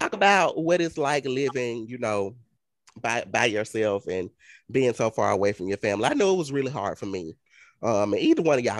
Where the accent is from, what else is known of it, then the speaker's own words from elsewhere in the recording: the South, United States; You're like, we're from the South. We're from the deep South.